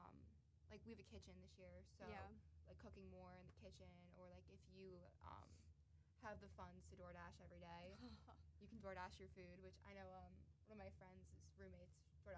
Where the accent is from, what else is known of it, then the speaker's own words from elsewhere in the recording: New Jersey, United States; I'm from New Jersey